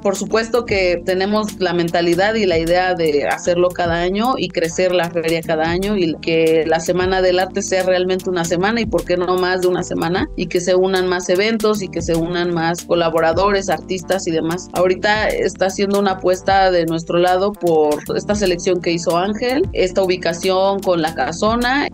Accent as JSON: {"language": "Spanish", "area": "Teotihuacan Valley", "region": "State of Mexico", "country": "Mexico", "tie": "born or raised there", "said": "Somos originarios del Valle de Teotihuacán, mi hermano y yo, mi familia"}